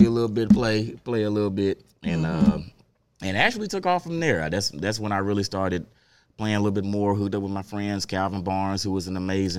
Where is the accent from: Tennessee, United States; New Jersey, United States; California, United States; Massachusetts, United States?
Tennessee, United States; Memphis; I was born in Memphis.